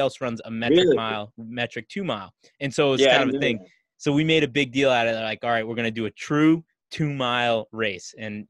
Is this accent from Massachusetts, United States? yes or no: yes; Massachusetts, United States; Mike and I are from Massachusetts.